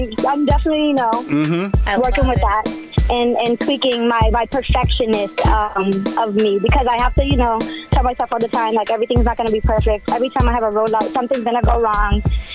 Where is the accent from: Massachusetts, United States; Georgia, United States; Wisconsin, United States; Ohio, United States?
Massachusetts, United States; I was born and raised here in Mass my entire